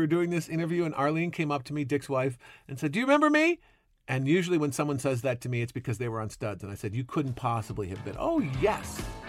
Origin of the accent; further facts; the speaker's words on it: Chicago, Illinois, United States; I grew up in Chicago